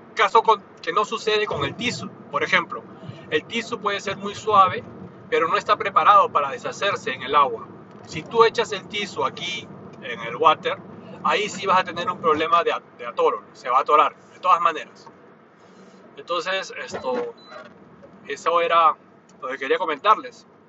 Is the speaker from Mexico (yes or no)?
no; Peru; now in Japan; en mi país natal, que es Perú